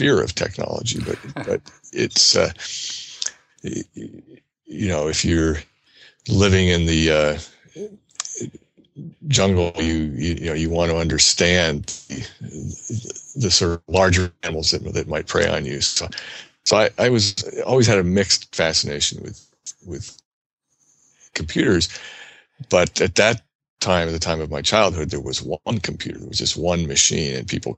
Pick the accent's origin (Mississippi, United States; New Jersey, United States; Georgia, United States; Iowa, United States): New Jersey, United States; As a child growing up in New Jersey, I was interested in animals and machines